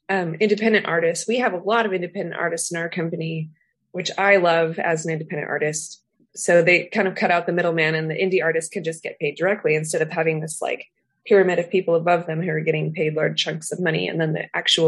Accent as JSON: {"language": "English", "town": "San Diego", "region": "California", "country": "United States", "moved": "as an adult", "lives_now": "Amsterdam, Netherlands", "said": "I am originally from San Diego, where there is no seasons, and I moved to the Netherlands because I married a Dutch man."}